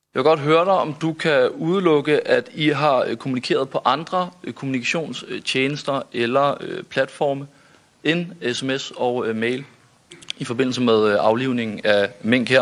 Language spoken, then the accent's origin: Danish; Denmark; Vi plejer som danskere